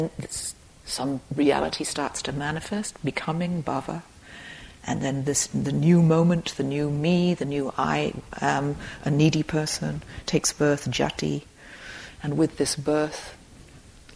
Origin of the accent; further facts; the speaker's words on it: Dorset, South West England, United Kingdom; I grew up in Dorset in England.